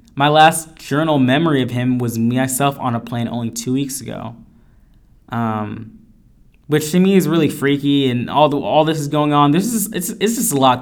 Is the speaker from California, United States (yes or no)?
yes; Northern California, United States; also born or lived in Elk Grove / Modesto / Riverbank; I'm from Northern California, raised, lived in Elk Grove, Modesto, Riverbank